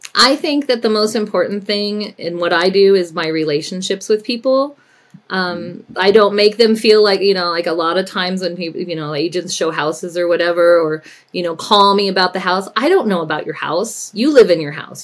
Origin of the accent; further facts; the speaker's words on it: Denver, Colorado, United States; also born or lived in California / Winter Park, Colorado; I was raised in the Denver metro area, uh, graduated from Cherry Creek High School